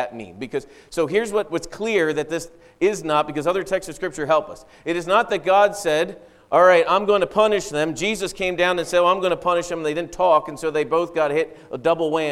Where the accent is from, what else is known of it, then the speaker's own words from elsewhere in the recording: East Coast, United States; moved away; I grew up in the East Coast